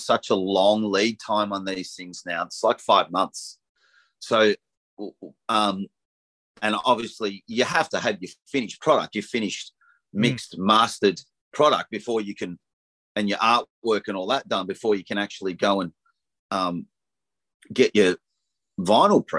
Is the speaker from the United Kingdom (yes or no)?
no; Frankston, Victoria, Australia; now in Black Mountain, Australia; I was brought up in Frankston and now I live in Black Mountain in the country.